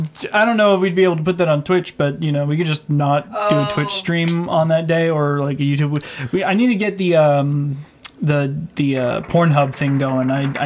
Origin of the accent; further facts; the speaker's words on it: Canada; We're Canadian.